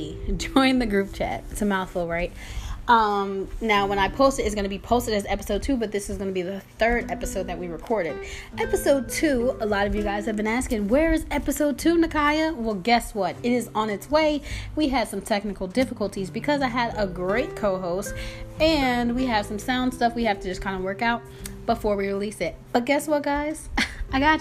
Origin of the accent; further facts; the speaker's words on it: New Jersey, United States; now in Georgia, United States; I'm from Jersey